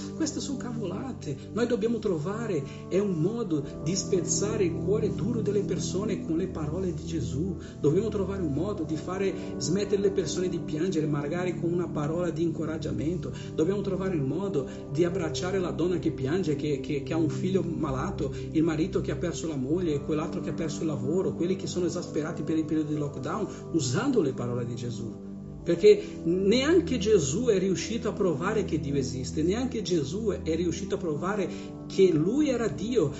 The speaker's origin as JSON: {"language": "Italian", "town": "Bergamo", "region": "Lombardy", "country": "Italy", "said": "io che sono di Bergamo"}